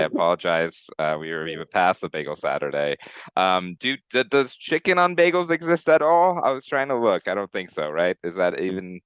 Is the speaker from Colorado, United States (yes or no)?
yes; Colorado Springs, Colorado, United States; growing up in Colorado Springs